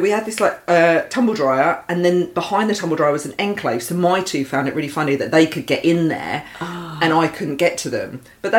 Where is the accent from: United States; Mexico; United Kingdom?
United Kingdom; Essex, East of England; growing up in Essex